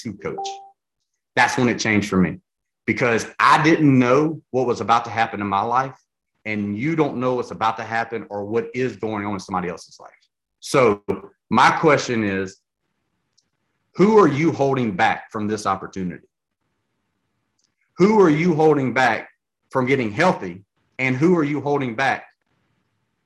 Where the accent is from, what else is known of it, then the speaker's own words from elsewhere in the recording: Louisiana, United States; I'm from Louisiana.